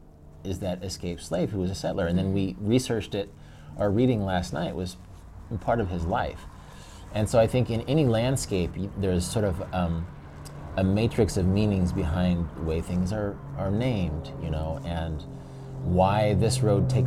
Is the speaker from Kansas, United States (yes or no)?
yes; Kansas, United States; we're from Kansas